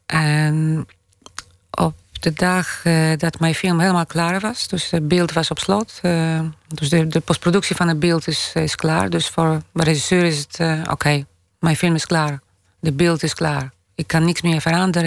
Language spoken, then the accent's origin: Dutch; Poland; now in Amsterdam, Netherlands; Pools-Nederlands, Nederlands-Pools, uh, eh, Poolse van, eh, of Nederlandse van Poolse afkomst.